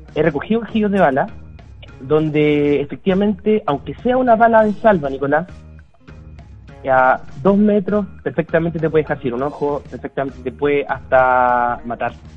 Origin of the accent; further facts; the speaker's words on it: Chile; tenemos como chilenos